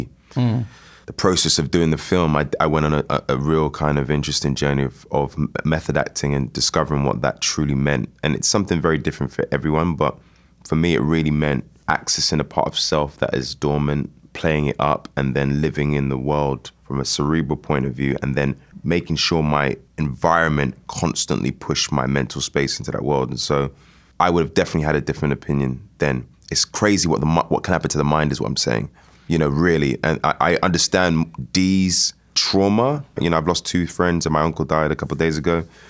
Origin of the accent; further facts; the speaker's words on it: United Kingdom; So I grew up as a British Jamaican, but certainly a Jamaican or Caribbean person.